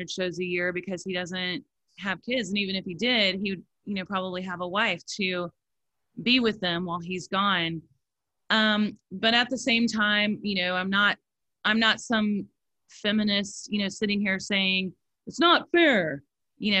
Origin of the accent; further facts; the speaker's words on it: Missouri, United States; moved away; I'm from Missouri, which is right next to Kansas